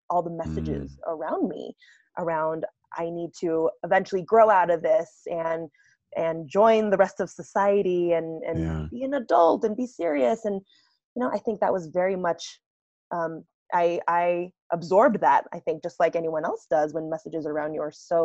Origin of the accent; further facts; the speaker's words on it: United States; So I grew up in the States, and I come from a first generation family